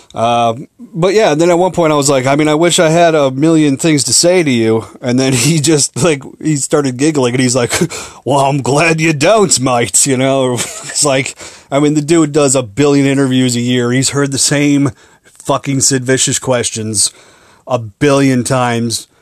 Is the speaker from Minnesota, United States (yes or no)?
yes; Minneapolis, Minnesota, United States; I'm from Minneapolis.